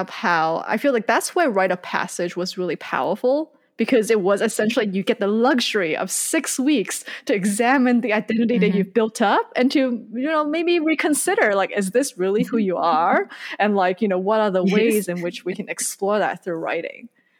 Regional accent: Hong Kong; first language Cantonese; English is a second language; also born or lived in Indonesia / Malaysia; I grew up in Hong Kong, Indonesia, and Malaysia. And I grew up speaking Cantonese and a little bit of Mandarin. That's what my parents speak at home, and my brother as well. And I learned English when I was about 7 or 8.

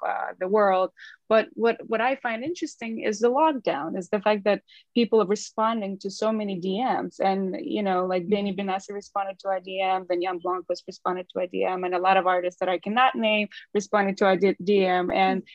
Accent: Ukraine; English is a second language; moved away as an adult; now in London, United Kingdom; we are from Ukraine, like you pointed. So we moved here about like eight years ago

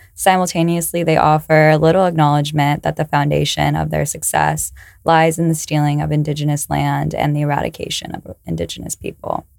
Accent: California, United States; I'm from California

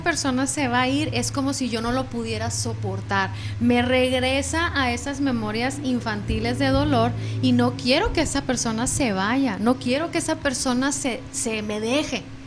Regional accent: Mexico; somos mexicanas

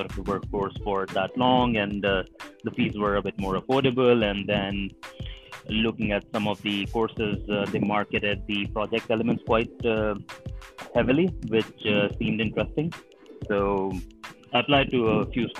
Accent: Delhi, India; moved away as an adult; now in United Kingdom; I am from India, Delhi in India particularly.

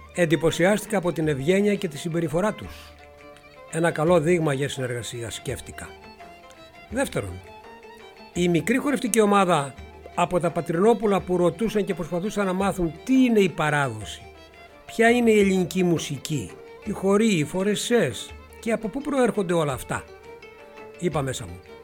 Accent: Megara, Attica, Greece; τους έφερα στα Μέγαρα, στην πόλη μου

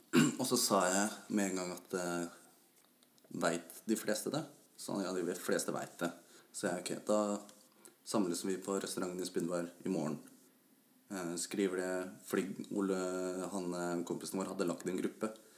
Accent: Ås, Akershus, Norway; Jeg kommer fra Ås og jobber som bilmekaniker

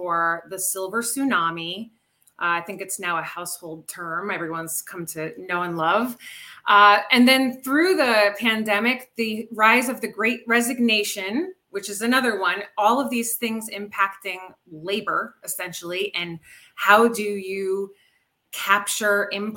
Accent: Rhode Island, United States; moved away as an adult; also born or lived in Chicago suburbs; now in Chicago, United States; I'm hailing from the Chicago suburbs, but I'm originally from Rhode Island

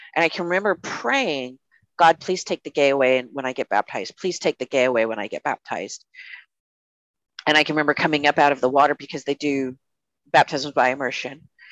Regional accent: United States; as an American citizen

